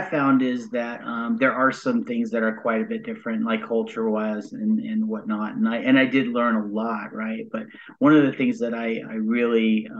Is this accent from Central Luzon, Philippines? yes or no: yes; Subic, Central Luzon, Philippines; born there; But I was born on the Subic Bay Naval Base located in Zambales. It's in central Luzon.